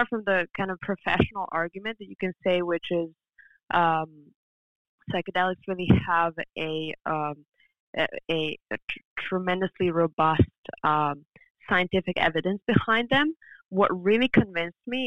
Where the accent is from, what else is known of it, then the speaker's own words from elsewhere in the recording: Serbia; moved away; also born or lived in France; I was raised in Serbia and then studying in France